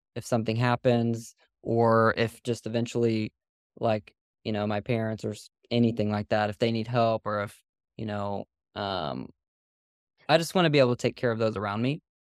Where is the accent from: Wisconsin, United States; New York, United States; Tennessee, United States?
Tennessee, United States; Nashville; moved away as an adult; now in Pensacola, United States; I'm from Nashville.